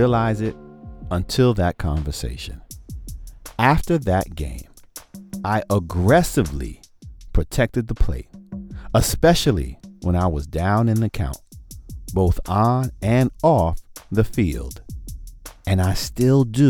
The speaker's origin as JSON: {"language": "English", "town": "New York City", "region": "New York", "country": "United States", "tie": "born or raised there", "said": "I'm from Brooklyn, the BK. Grew up a Mets fan"}